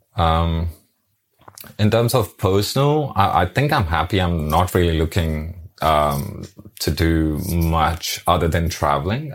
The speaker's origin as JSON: {"language": "English", "town": "New Delhi", "region": "Delhi", "country": "India", "moved": "yes", "lives_now": "Brisbane, Australia", "said": "originally I'm from New Delhi"}